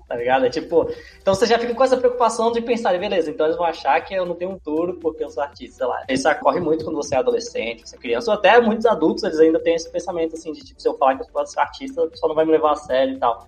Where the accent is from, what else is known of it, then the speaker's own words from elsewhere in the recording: Brasília, Federal District, Brazil; eu não nasci em Brasília, mas eu fui criado em Brasília